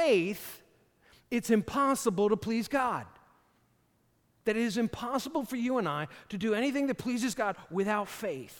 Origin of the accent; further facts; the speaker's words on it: Hopewell Junction, New York, United States; I grew up in Hopewell Junction, right off of Lake Walton Road